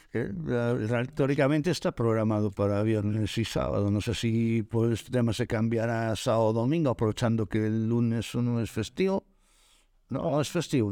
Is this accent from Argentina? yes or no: no; Galicia, Spain; los dos polos motores de nuestra comunidad está en Vigo y está en La Coruña